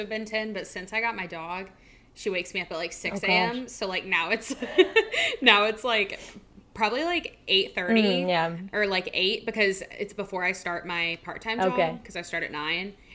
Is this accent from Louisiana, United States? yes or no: yes; Louisiana, United States; I'm from Louisiana